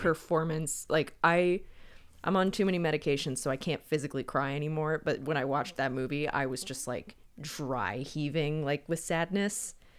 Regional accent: Wilmington, North Carolina, United States; it was filmed in my hometown

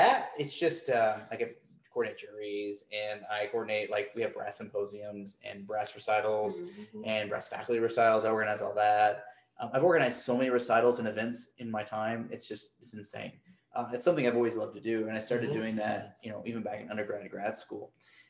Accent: the South, United States; I mean, I'm a Southerner.

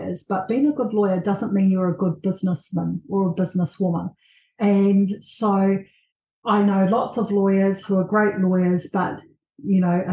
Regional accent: Tokoroa, Waikato, New Zealand; I was born and raised in Tokoroa

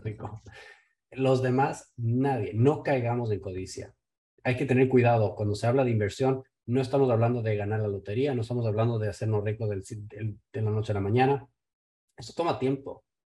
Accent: Ecuador; Yo vengo de Ecuador

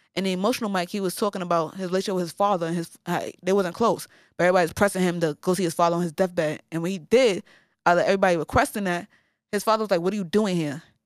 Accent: New York City, New York, United States; now in Brooklyn, United States; I'm from the Bronx

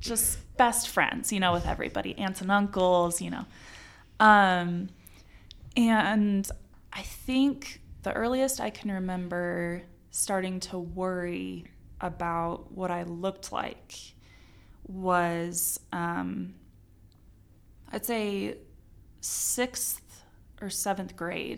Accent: Arizona, United States; moved away as an adult; now in Utah, United States; was born and raised in Arizona.

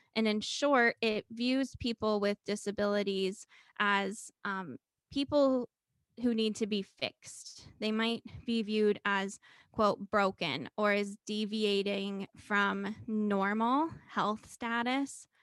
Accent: Cincinnati, Ohio, United States; moved away as an adult; also born or lived in Murray, Kentucky / Minnesota; my hometown of Cincinnati, Ohio

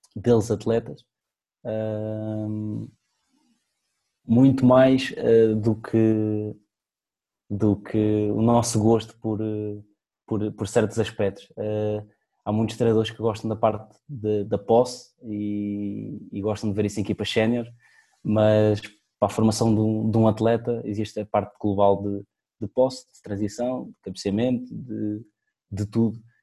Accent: Portugal; somos portugueses

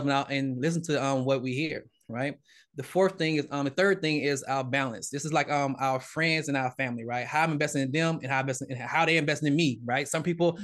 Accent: Georgia, United States; I'm from Georgia, Southern Baptist

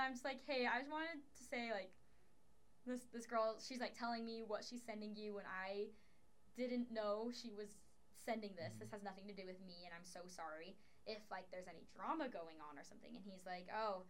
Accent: Sandy, Utah, United States; I'm from Sandy

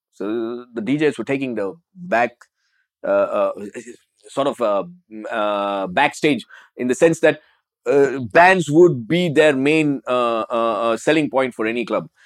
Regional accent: Chennai, Tamil Nadu, India; moved away; also born or lived in Dubai; I am from Chennai

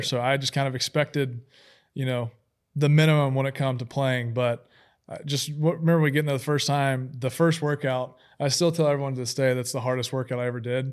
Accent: Huntsville, Alabama, United States; I grew up in Huntsville, Alabama

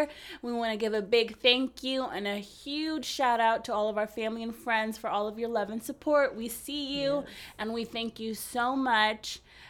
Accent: California, United States; now in Oregon, United States; we are both in Oregon right now, but we are both originally from the Bay Area.

